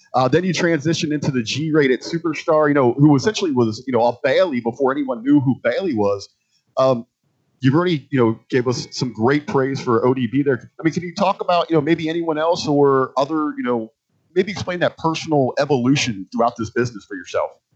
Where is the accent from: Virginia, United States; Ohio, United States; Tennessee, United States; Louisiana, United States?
Ohio, United States; Cincinnati; I was actually born and raised in Cincinnati, Ohio